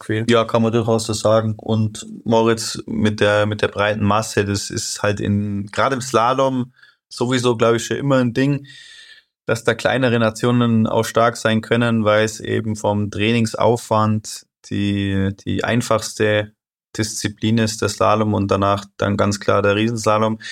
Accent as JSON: {"language": "German", "country": "Germany", "said": "Wir Deutschen"}